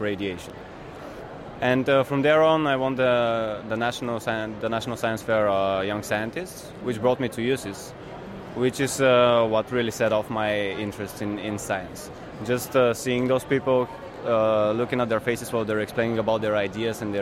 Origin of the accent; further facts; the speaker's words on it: Bulgaria; I'm from Bulgaria